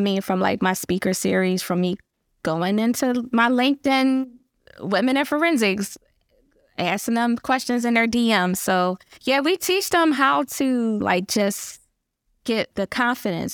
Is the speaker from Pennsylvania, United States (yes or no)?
yes; Philadelphia, Pennsylvania, United States; I just have that grit and I'm from Philly